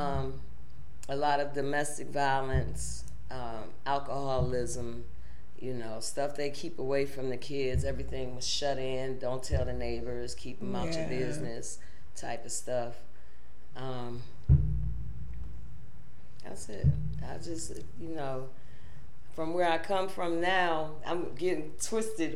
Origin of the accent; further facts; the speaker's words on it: Pittsburgh, Pennsylvania, United States; I'm born and raised in Pittsburgh, St. Clair Village